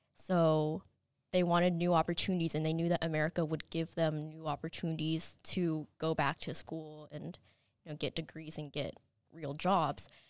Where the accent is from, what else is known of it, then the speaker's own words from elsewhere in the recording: Madison, Alabama, United States; also born or lived in Chattanooga, Tennessee; I was born in Chattanooga, Tennessee, and then when I was four, we moved to Madison, and so I've been in the school system my entire life